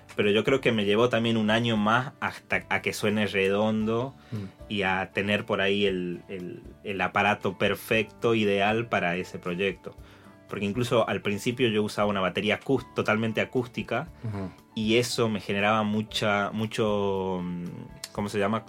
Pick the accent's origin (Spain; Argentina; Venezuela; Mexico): Argentina; Tucumán; cantaba en peñas y cantaba en bares ahí en Tucumán, en mi pueblo